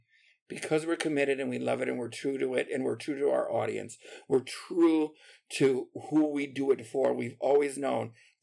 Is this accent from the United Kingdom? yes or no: no; Aurora, Illinois, United States; also born or lived in Puerto Rico; I was born in Aurora and lived there till I was 8. And then we moved to Puerto Rico and lived there for 5 years.